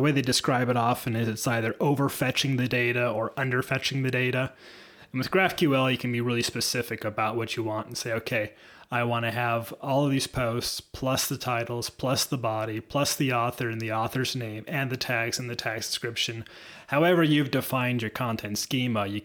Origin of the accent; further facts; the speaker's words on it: Seattle, Washington, United States; moved away; I'm from Seattle originally